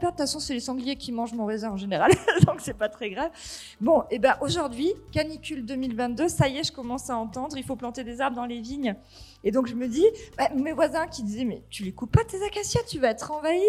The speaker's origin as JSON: {"language": "French", "area": "near Marseille", "region": "Provence-Alpes-Côte d'Azur", "country": "France", "tie": "born or raised there", "also_born_or_lived": "Cévennes ardéchoises", "moved": "as an adult", "lives_now": "Ardèche, France", "said": "je suis originaire de euh, près de Marseille, fille d'agriculteur."}